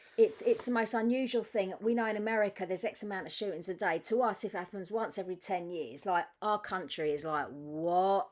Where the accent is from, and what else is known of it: United Kingdom